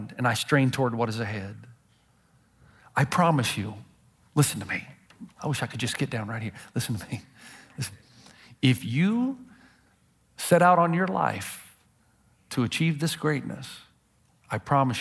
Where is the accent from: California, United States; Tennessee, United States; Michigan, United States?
Tennessee, United States; I'm from Tennessee. Nothing good comes out of Tennessee. Well, maybe out of Middle Tennessee, but I'm from Hickville, folks. I'm from the sticks